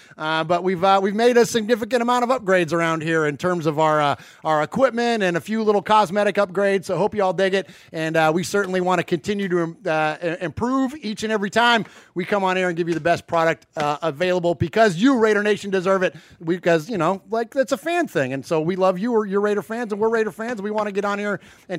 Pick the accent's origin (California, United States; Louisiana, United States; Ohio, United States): California, United States; San Jose; moved away as an adult; now in Middle Tennessee, United States; I've been a lifelong Raider fan. I'm from the Bay Area of California, from San Jose, relocated now to Middle Tennessee